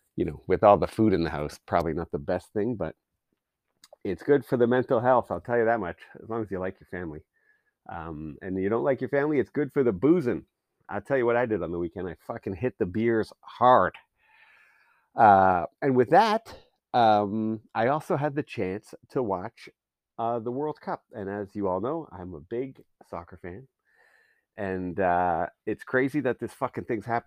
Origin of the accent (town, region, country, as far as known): Canada